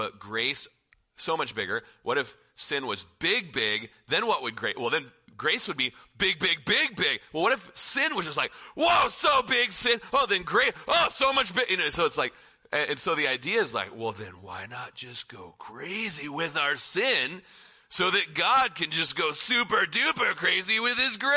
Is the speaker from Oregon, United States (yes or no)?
yes; Klamath Falls, Oregon, United States; also born or lived in Corvallis, Oregon; now in Prineville, United States; we're from Klamath Falls